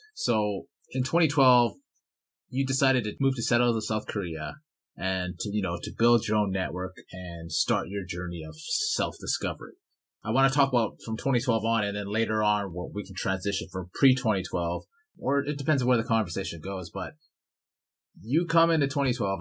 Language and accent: English; Vancouver, British Columbia, Canada; now in Edmonton, Canada; I grew up in Vancouver, BC, and then I moved to Edmonton